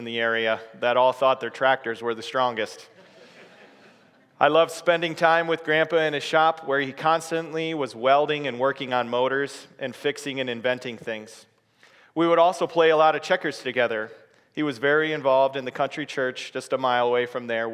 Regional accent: Waverly, Iowa, United States; also born or lived in Denver; I was born on September 24th, 1978, in Waverly, Iowa

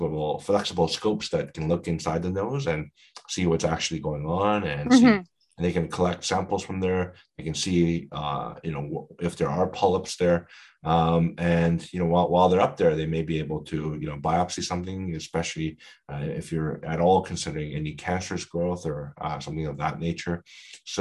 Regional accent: Canada; we're all Canadian

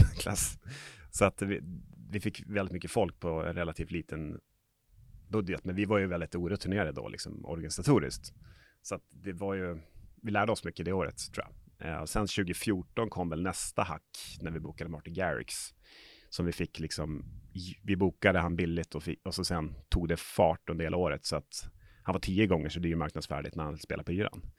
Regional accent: Umeå, Västerbotten County, Sweden; now in Stockholm, Sweden; Jag är här från Umeå, så att, eh, men bor i Stockholm.

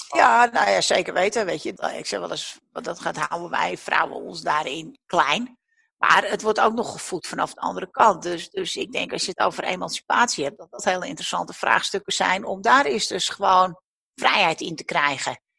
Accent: the mainland opposite Texel, North Holland, Netherlands; aan de vaste wal een winkel mocht komen op de plek waar ik, eh, nou ja, de buurt waar ik ben opgegroeid

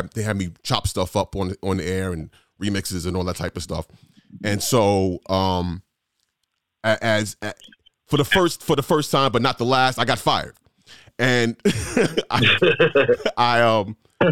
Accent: New York City, New York, United States; moved away; I came from New York. I was blessed enough to get my second radio job was at WBLS in New York City, city where I grew up.

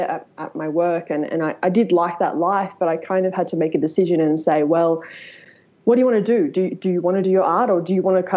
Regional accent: Sydney, New South Wales, Australia; now in Bathurst, Australia; I was actually born in Sydney. I was born in Manly.

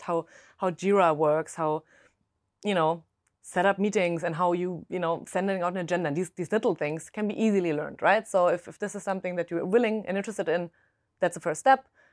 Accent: Germany; accent: German; English is a second language; moved away; originally I'm German, if my accent hasn't given it away

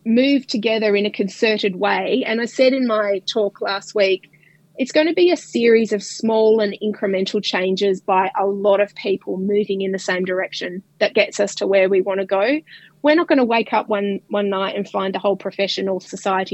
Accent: Melbourne, Victoria, Australia; moved away as an adult; now in Perth, Australia; I grew up in Melbourne

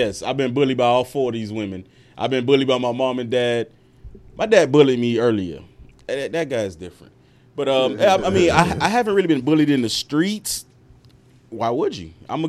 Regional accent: Miami, Florida, United States; I went to Lakeview. I'm from Lakeside, 116 and 14th. But I went to Lakeview. I was raised around nothing but Islanders and Hispanic people. It wasn't really until I went to Parkway Middle and Opa-locka that I realized I was Haitian.

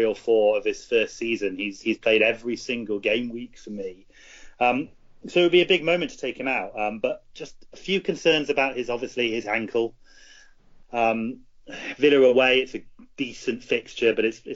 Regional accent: New Zealand; I'm from New Zealand

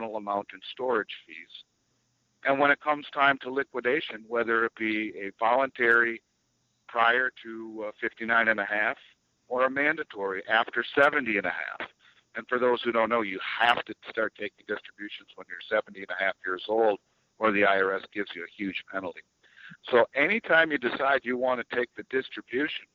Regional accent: Minnesota, United States; Minnesota, my home state, as of last July

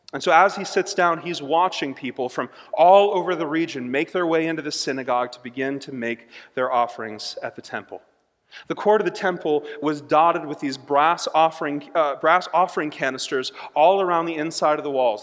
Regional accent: United States; as an American

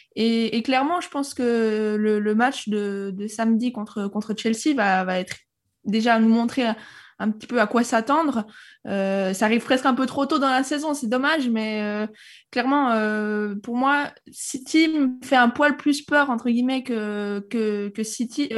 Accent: Switzerland; now in Monaco; Je suis pas monégasque, je suis suisse

